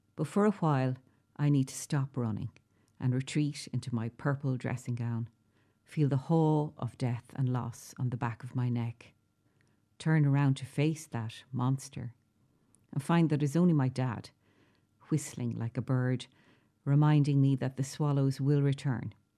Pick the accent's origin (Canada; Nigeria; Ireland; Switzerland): Ireland; South-East Ireland; also born or lived in Dublin / West Wicklow; now in County Waterford, Ireland; the accents in the southeast are the voices I grew up with.